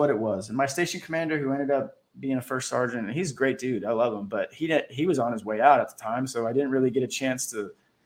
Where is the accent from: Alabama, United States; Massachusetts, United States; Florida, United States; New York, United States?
Florida, United States; Orlando; moved away as an adult; also born or lived in Roseville, California; I'm from Orlando, Florida.